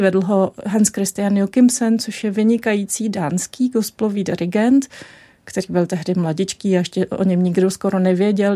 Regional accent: Czechia; jsem byla chudá česká studentka na Erasmu

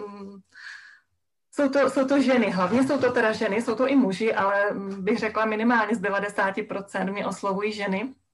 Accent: a village in Haná, Czechia; also born or lived in central Moravia; já jsem vyrostla na Hanácké vesnici

